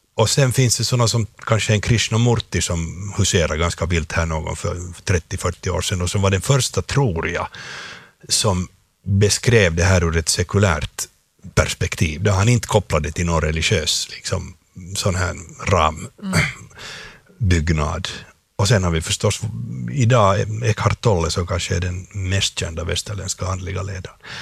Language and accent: Swedish; Finland; jag är en finlandssvensk eh, skådespelare